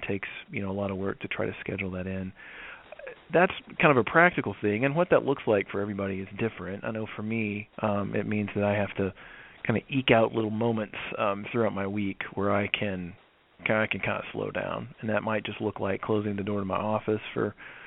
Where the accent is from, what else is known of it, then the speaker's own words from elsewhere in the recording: the South, United States; I grew up in the South and I grew up in an evangelical Christian church